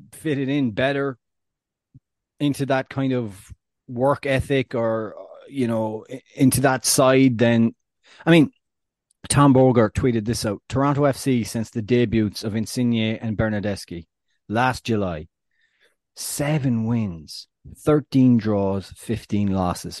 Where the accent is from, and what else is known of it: Ireland